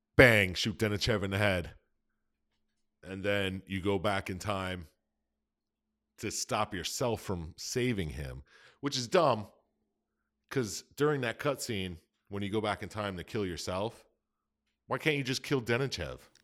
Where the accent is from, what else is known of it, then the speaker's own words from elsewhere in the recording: United States; I'm American.